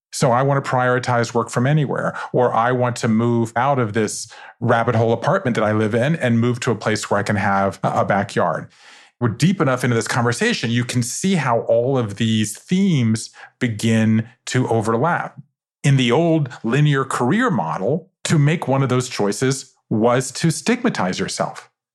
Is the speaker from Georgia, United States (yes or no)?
yes; Savannah, Georgia, United States; I grew up in Savannah, Georgia, five generations of Jews in the South